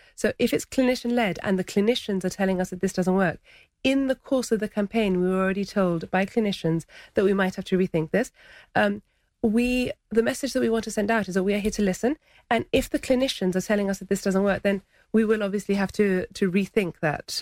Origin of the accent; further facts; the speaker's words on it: Gibraltar; also born or lived in Laguna (Gibraltar); as soon as Montague Gardens was built, my parents moved into Montague Gardens